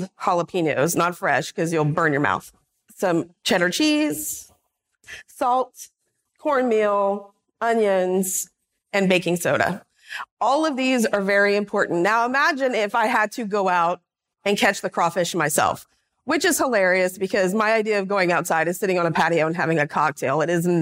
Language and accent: English; Louisiana, United States; I grew up in Louisiana.